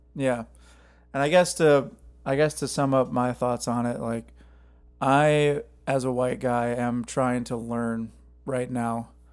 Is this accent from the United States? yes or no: yes; Cottage Grove, Minnesota, United States; now in Nashville, United States; my hometown